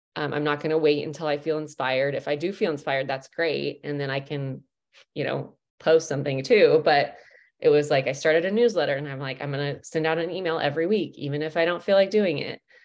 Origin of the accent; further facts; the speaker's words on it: Midwest, United States; I'm from the States. I'm from the Midwest